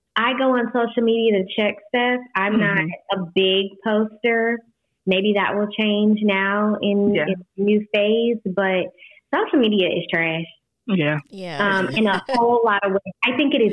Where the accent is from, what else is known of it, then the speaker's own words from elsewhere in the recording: United States; I am from Polk County